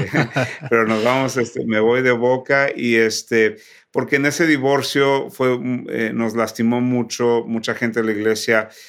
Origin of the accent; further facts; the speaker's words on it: Ciudad Victoria, Tamaulipas, Mexico; now in United States; nací y crecí en Ciudad Victoria, Tamaulipas, pero soy hijo de misioneros.